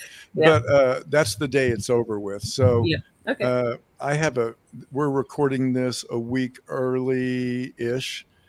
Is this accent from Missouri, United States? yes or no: yes; Joplin, Missouri, United States; we're both from Joplin, Missouri.